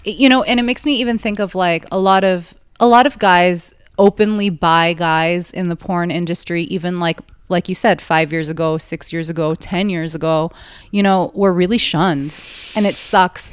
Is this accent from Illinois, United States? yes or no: no; New York, United States; I'm from New York